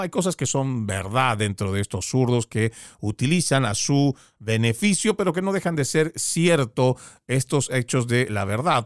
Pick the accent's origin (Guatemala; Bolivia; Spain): Bolivia; also born or lived in Florida; now in United States; Yo vengo de Bolivia